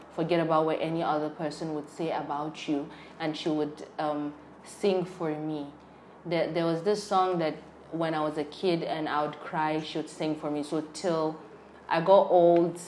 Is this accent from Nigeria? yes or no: yes; Borno, Nigeria; I'm from Borno, and you know how Borno people are with tea